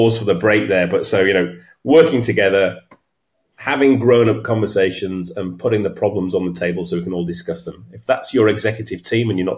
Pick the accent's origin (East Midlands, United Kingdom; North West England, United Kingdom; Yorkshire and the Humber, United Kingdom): Yorkshire and the Humber, United Kingdom; York; I'm from York